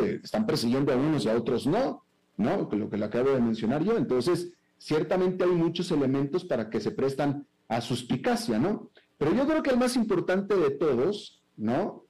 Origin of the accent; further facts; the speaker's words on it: Mexico; also born or lived in United States; now in Central America; yo soy un mexicano que vivió más de dos décadas en Estados Unidos y que ahora vive en Centroamérica